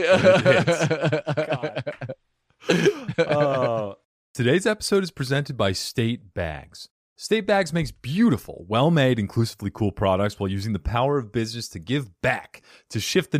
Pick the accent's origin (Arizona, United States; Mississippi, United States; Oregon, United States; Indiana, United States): Arizona, United States; Phoenix; I'm from here, from Phoenix, Arizona.